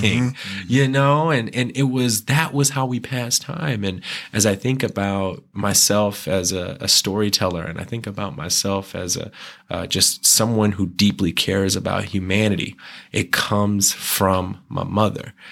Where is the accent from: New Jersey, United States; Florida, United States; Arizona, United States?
Arizona, United States; Tempe; I grew up in Tempe